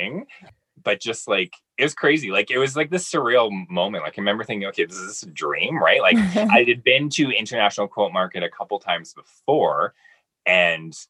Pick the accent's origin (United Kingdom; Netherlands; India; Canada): Canada; Summerland, British Columbia; moved away; growing up in Summerlin, British Columbia